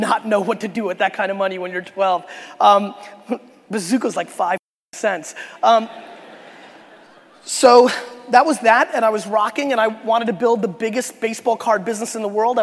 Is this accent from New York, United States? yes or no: yes; New York City, New York, United States; also born or lived in Belarus; I was born in Belarus in the former Soviet Union. My family immigrated to the United States in 1978 when I was 3 years old. We lived a very, very, very ghetto immigrant lifestyle. I lived in a studio apartment in Queens, New York